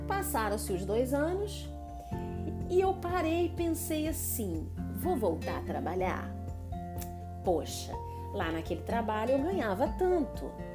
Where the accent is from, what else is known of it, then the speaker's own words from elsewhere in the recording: Nova Friburgo, Rio de Janeiro, Brazil; moved away as an adult; Eu sou de uma cidade é, pequena, muito bacana, do interior, do Rio de Janeiro, então eu sou fluminense, eu sou de Nova Friburgo